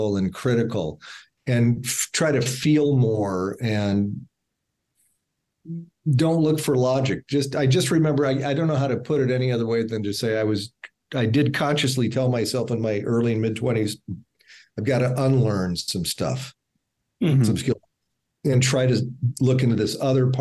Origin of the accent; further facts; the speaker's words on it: Omaha, Nebraska, United States; I'm from Omaha